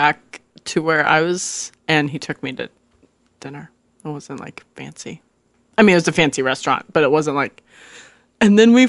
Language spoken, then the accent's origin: English; Washington, United States; moved away; I'm from Washington State.